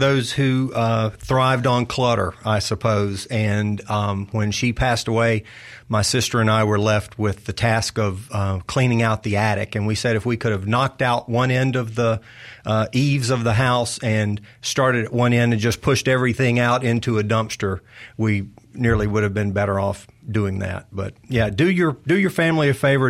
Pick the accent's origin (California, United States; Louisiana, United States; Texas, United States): Louisiana, United States; Arcadia; moved away as an adult; now in Mississippi, United States; I grew up in North Louisiana